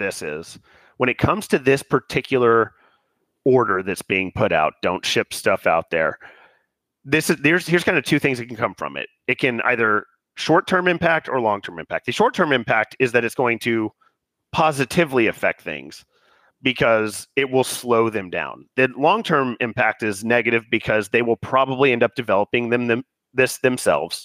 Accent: United States; as an American

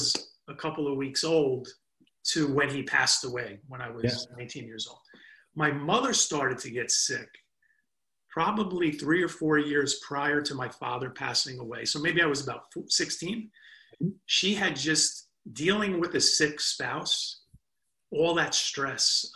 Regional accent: New Jersey, United States; we're from Jersey

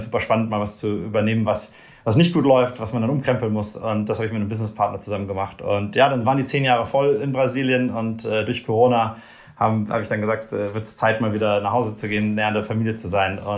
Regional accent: Rhineland, Germany; moved away as an adult; also born or lived in Brazil; komme ich, komm ich aus Deutschland, aus dem Rheinland

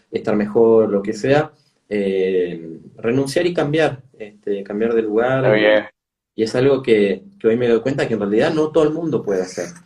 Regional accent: San Martín, Buenos Aires Province, Argentina; born there; Bueno, nací en la provincia de Buenos Aires, en Buenos Aires, pero la provincia, en, San Martín, digamos, que limita con la capital

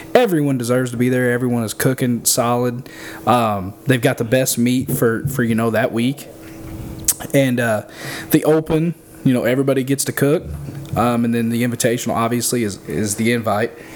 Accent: Benton, Illinois, United States; I'm out of Benton, Illinois, uh, with Janky Leg Barbecue

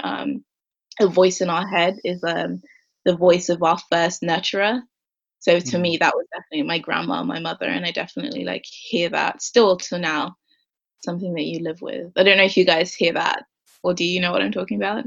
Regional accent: Ireland; now in London, United Kingdom; I'm from London technically. I lived here until I was 10. Then we moved to Ireland

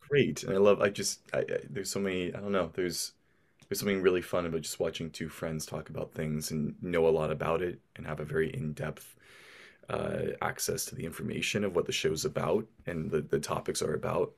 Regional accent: Portland, Oregon, United States; I'm from the States, from Portland, Oregon

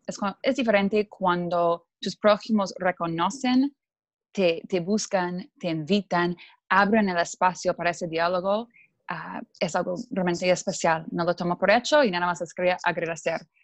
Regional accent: Canada; Spanish is a second language; moved away as an adult; also born or lived in Mexico / Buenos Aires; yo crecí en Canadá eh, y soy, mi papá es alemán, mi mamá es canadiense

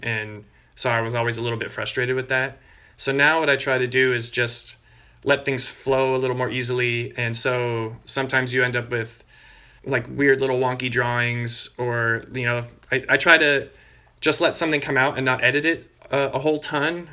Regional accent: Bay Area, California, United States; also born or lived in Australia; I grew up in the Bay Area in California

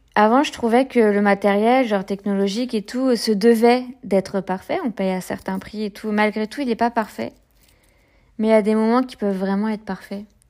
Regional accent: France; moved away; also born or lived in Provence-Alpes-Côte d'Azur; j'ai grandi près de la Manche où il y a des, des marées avec des coefficients importants

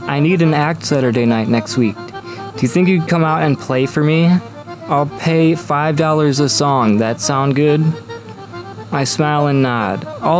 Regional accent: Cleveland, Ohio, United States; I'm from Cleveland.

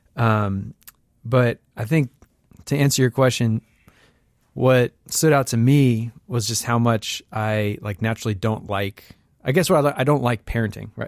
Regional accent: Bay Area, California, United States; also born or lived in Saint Louis, Missouri; a kid who grew up in the Bay Area

